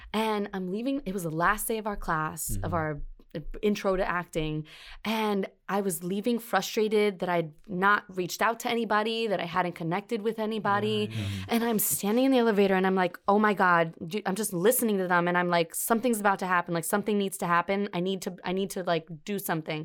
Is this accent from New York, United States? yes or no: yes; New York City, New York, United States; I'm from Brooklyn